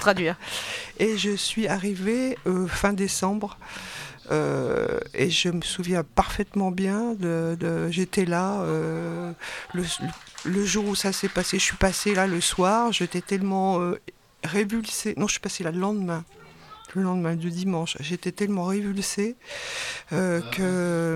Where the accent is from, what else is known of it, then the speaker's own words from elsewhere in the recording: Saint-Nazaire, Pays de la Loire, France; Je suis de Saint-Nazaire, je suis retraitée